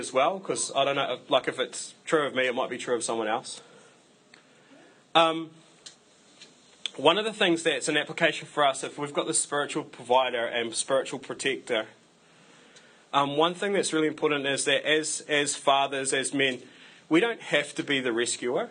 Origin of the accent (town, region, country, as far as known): New Zealand